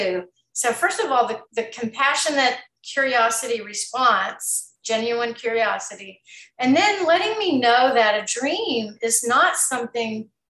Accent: Texas, United States; moved away; I'm from Texas originally, small town

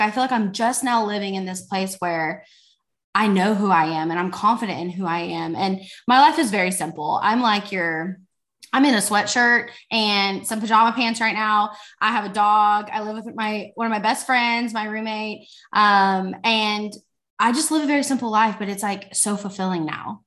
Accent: Fort Worth, Texas, United States; I am from Fort Worth, Texas.

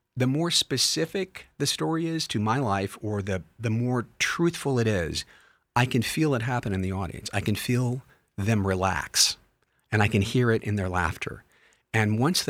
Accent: Kentucky, United States; I'm not from Somerset, but I am from Kentucky

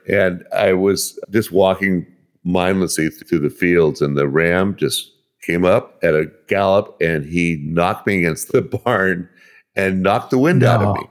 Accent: Berkeley, California, United States; also born or lived in Oakland, California / El Cerrito, California; I was born in Oakland and grew up in Berkeley and El Cerrito, East Bay, the San Francisco Bay Area

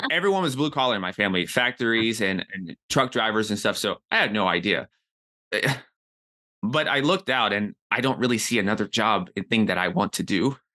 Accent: Nashville, Tennessee, United States; moved away as an adult; also born or lived in New York City; I'm from Nashville, Tennessee.

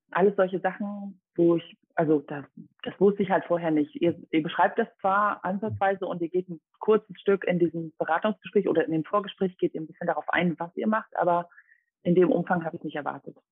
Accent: Dresden, Saxony, Germany; also born or lived in Rome, Italy; ich komme aus Dresden

